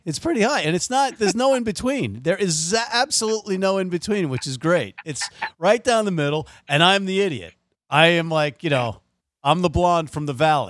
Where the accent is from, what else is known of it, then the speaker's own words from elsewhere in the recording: United States; As an American who's played every American sport